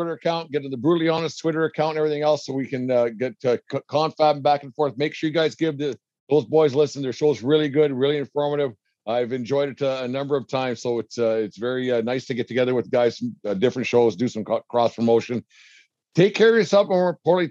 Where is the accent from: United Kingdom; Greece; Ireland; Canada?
Canada; I'm white kid from Canada